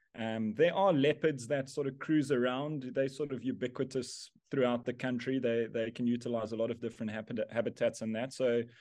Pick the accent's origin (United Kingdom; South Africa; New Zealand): South Africa; Yes, I grew up here in South Africa in a small town called Bridgestrom, which no one will know on a map anyway.